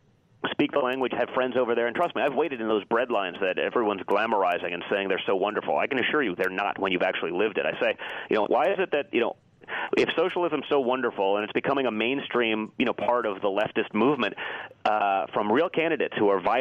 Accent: New York City, New York, United States; I grew up in New York City as the son of a billionaire.

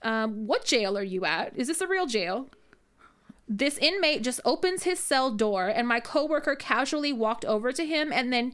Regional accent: Rodeo, California, United States; I grew up in Rodeo.

